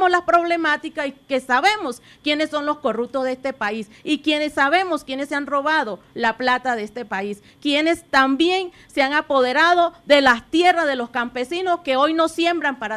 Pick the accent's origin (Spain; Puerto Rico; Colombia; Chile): Colombia; Bogotá; soy de Bogotá y mi pregunta va para Francia Márquez.